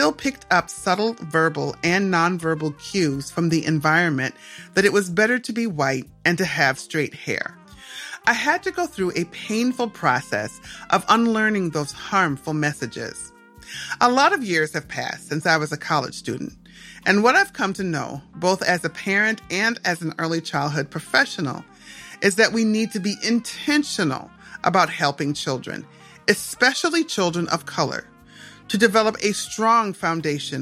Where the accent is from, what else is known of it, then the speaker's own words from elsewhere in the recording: Minnesota, United States; also born or lived in Atlanta, Georgia; I grew up in Minnesota in the 1970s and 80s.